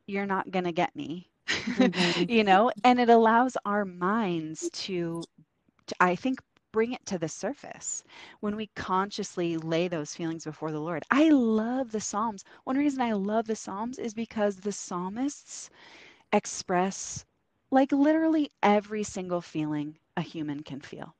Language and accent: English; Oregon, United States; moved away as an adult; we're from Oregon, and um, we moved out here to help some friends plant a church